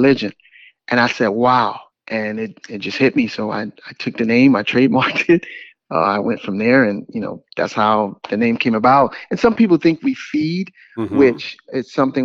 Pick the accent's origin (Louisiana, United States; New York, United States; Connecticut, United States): New York, United States; New York City; also born or lived in Washington, D.C.; now in Atlanta, United States; I'm originally from Brooklyn, New York.